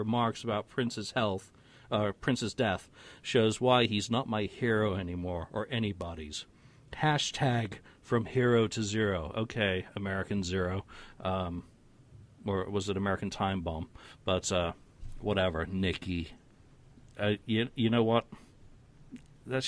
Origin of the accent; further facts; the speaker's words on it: United Kingdom; being British with a heavy dose of Scots and Irish in me